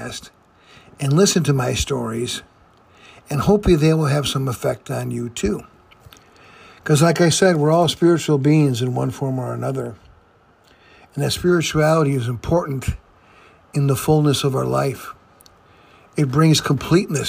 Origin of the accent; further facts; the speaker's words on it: Fond du Lac, Wisconsin, United States; I was raised in Fond du Lac, Wisconsin, by my mom